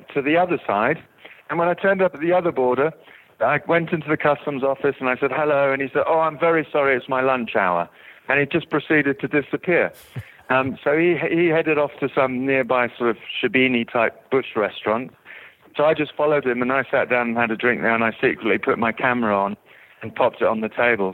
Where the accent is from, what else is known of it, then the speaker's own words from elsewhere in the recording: South Africa; now in England; I'm actually from South Africa, but I've been in England for 20 years